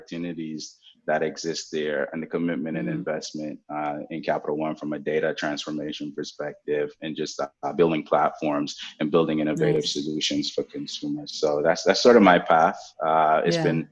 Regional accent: Jamaica; also born or lived in Norfolk, Virginia, United States; now in United States; I grew up in Jamaica without a computer

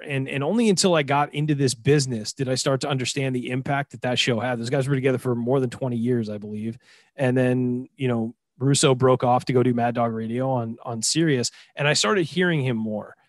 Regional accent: Southern California, United States; I grew up in Southern California, listening to six ninety, radio

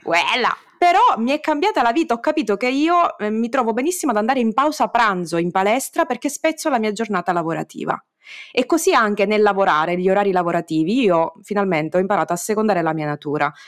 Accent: Sicily, Italy; mi escono in romanaccio, pur essendo io siciliana

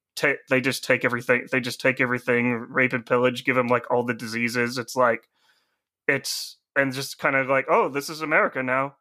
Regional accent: United States; being an American

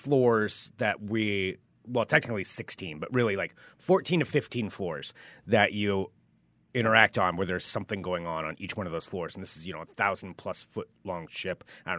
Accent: Pacific Northwest, United States; You know, we're from the Northwest. It didn't bother us that much.

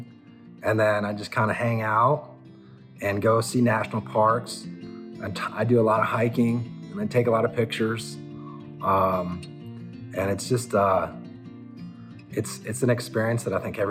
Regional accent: Colorado, United States; I'm from Colorado. I grew up here. Never really got away.

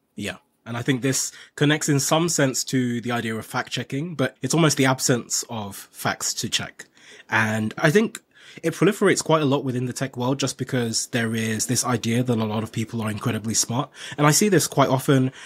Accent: Nigeria; I'm from Nigeria

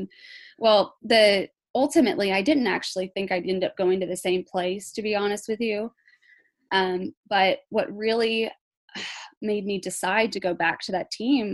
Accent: United States; being an American

